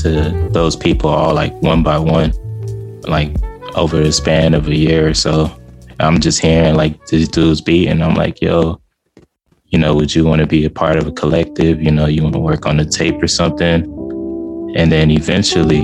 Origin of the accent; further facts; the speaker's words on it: Houston, Texas, United States; now in Austin, United States; I'm from Houston, Texas